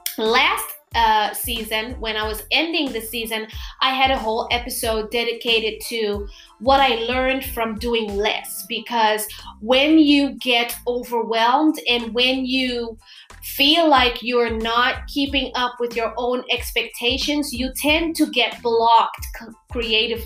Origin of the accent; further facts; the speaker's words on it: Curaçao; first language Papiamento; English is a second language; I am from Curaçao, and I have a big audience that speaks my native language, Papiamento